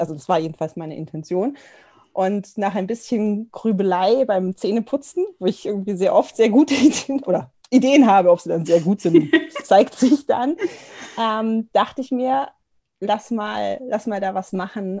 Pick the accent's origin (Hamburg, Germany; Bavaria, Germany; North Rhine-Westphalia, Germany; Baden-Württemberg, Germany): Bavaria, Germany; near Augsburg; moved away as an adult; now in Munich, Germany; komme ich gar nicht aus dem Norden, äh, sondern aus der Nähe von Augsburg und ich wohne jetzt in München seit mehreren Jahren.